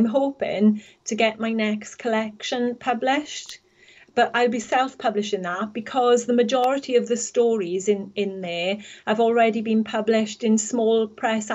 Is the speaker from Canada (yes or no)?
no; the Valleys, Wales, United Kingdom; moved away as an adult; I was from the Valleys originally, spent most of my life there. But 3 years ago, we moved here